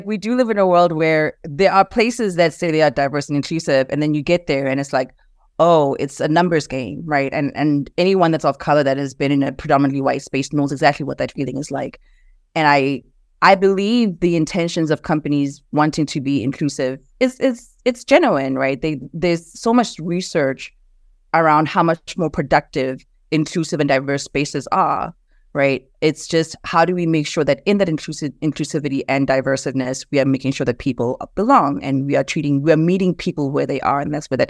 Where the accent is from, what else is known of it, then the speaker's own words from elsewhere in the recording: South Africa; moved away as an adult; now in United States; but growing up in South Africa, I mean, I grew up with Black parents that were both professionals. And I grew up in a predominantly Black country, right? So moving to the US and as an adult